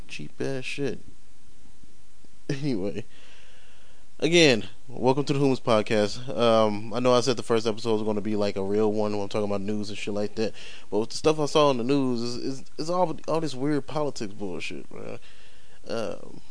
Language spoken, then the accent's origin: English; St. Louis, Missouri, United States; also born or lived in Las Vegas, Nevada; My hometown is basically St. Louis. But I was born here in Vegas